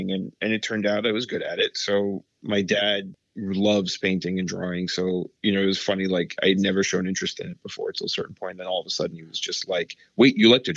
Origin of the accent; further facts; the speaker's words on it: New York City, New York, United States; I grew up in Brooklyn